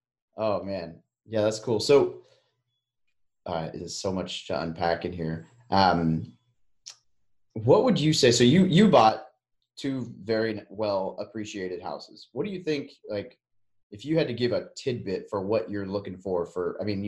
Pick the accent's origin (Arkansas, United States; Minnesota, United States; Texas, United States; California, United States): Arkansas, United States; Little Rock; I'm from Little Rock